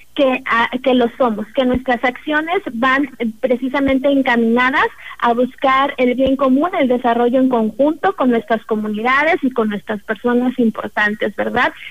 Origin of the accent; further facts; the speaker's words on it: Tamuín / Ciudad Valles, San Luis Potosí, Mexico; somos personas de nuestra propia comunidad, somos personas de Tamuín, somos personas de Ciudad Valles